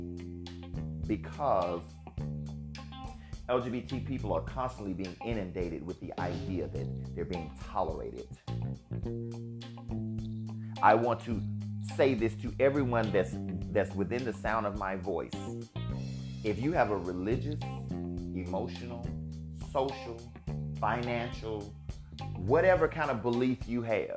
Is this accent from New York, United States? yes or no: no; Alabama, United States; living and growing up in Alabama